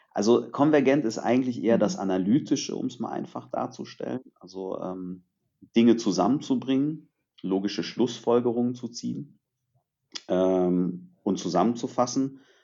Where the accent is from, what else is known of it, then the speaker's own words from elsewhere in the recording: Germany; also born or lived in Târgu Mureș, Romania; ich bin in Rumänien geboren, bin aber in Deutschland aufgewachsen. Das heißt, ich war etwas über ein Jahr alt, als meine Eltern mich nach Deutschland gebracht haben